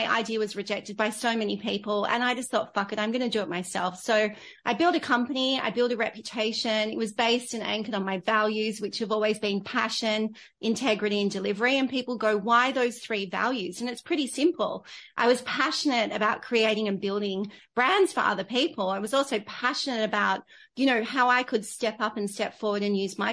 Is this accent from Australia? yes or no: yes; Australia; also born or lived in London; I came back into Australia